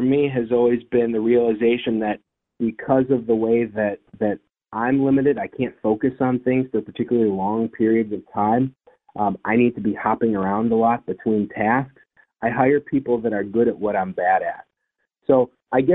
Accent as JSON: {"language": "English", "town": "Detroit", "region": "Michigan", "country": "United States", "tie": "born or raised there", "moved": "yes", "lives_now": "Cleveland, United States", "said": "I went to a special school growing up in Detroit for children that had ADHD"}